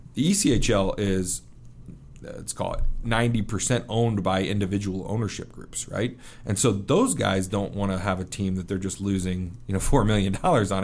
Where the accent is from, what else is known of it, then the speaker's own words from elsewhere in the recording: Kansas City, Missouri, United States; moved away as an adult; also born or lived in Wheatland, Wyoming / Vernal, Utah / Minneapolis / New York; now in Rapid City, United States; I grew up in Kansas City, um, but I, I spent some time in Wheatland, Wyoming, and Vernal, Utah, and then in Minneapolis, uh, for about two-year stretches until I got to about seven years old, and then I was in Kansas City, um, until I went to college